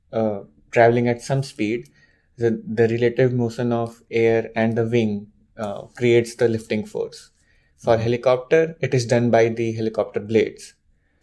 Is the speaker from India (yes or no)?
yes; India; moved away as an adult; now in United States; I'm from India. I'm born and brought up there.